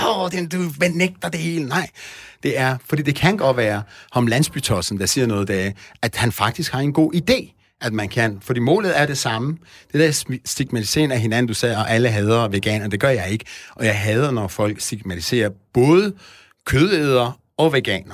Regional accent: Iran; now in Denmark; jeg er oprindeligt fra Iran

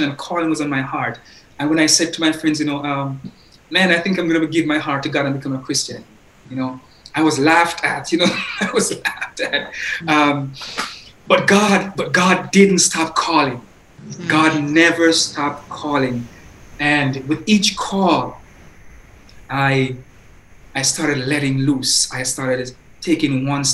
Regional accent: Jamaica; Growing up in Jamaica

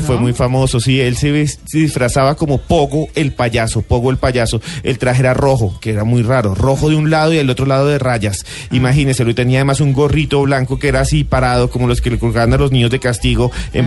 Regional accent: Colombia

